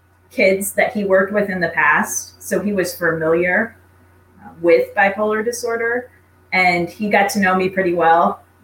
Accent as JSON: {"language": "English", "region": "Southern California", "country": "United States", "tie": "born or raised there", "also_born_or_lived": "Iowa", "moved": "yes", "said": "I grew up in Southern California. My dad got a job in Iowa. Said, pack up your bags. We're moving to Iowa."}